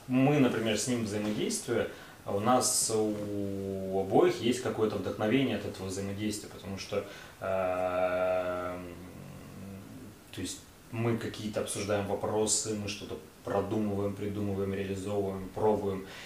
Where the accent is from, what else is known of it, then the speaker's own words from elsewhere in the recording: Tyumen, Tyumen Oblast, Russia; я простой чувак из Тюмени